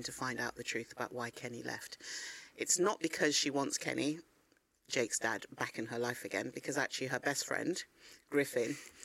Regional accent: London, United Kingdom; also born or lived in Ghana; I was growing up in Northwest London

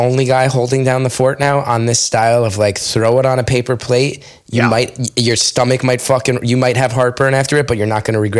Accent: East Coast, United States; now in Los Angeles, United States; We wanted that great taste we grew up eating on the East Coast.

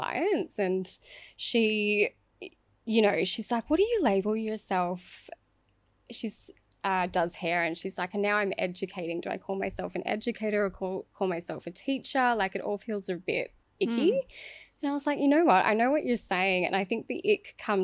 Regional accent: Dubbo, New South Wales, Australia; grew up in an environment that was very, you know, small town syndrome

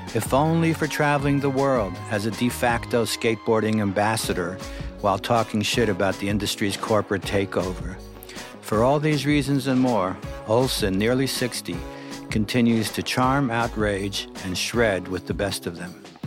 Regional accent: New York City, New York, United States; I grew up in Brooklyn

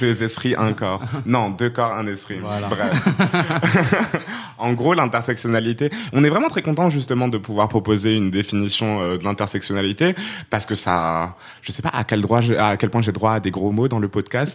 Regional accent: Rabat, Rabat-Salé-Kénitra, Morocco; also born or lived in Poitiers, France; now in Aubervilliers, France; je suis marocaine, je viens de Rabat

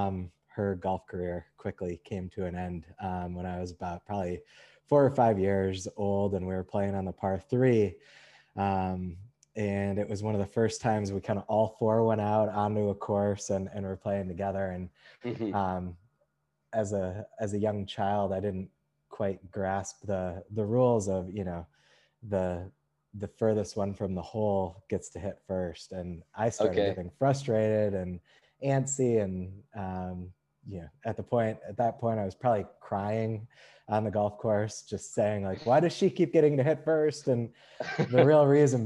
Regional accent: Madison, Wisconsin, United States; also born or lived in Texas; now in New York, United States; I grew up in Madison, Wisconsin area

